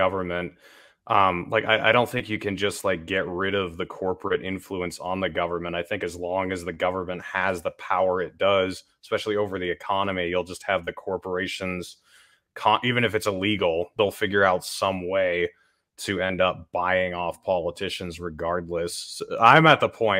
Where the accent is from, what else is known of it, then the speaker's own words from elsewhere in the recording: New Hampshire, United States; now in Utah, United States; I'm from New Hampshire